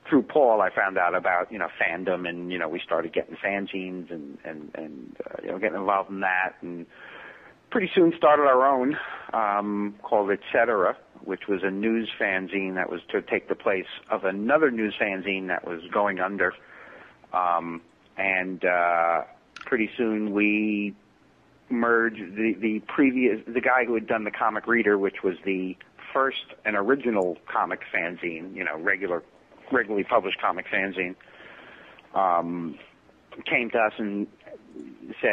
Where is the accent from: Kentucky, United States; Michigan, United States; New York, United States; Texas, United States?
New York, United States; New York City; I was born in Brooklyn, in East New York, and kind of had this, it's very nuclear family-ish because everybody lived within walking distance